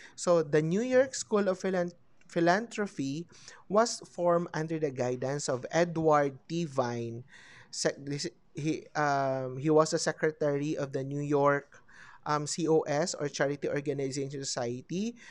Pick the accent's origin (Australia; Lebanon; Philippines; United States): Philippines; we were also colonized by the American